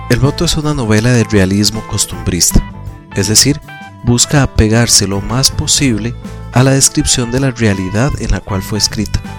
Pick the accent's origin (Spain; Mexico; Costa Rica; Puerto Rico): Costa Rica; Como bien sabes, nací y vivo en Costa Rica.